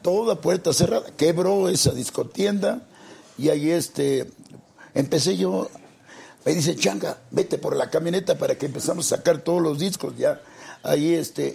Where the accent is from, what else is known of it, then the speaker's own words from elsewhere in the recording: Mexico City, Mexico; Somos de, orgullosamente del barrio de Tepito. Ahí soy nativo.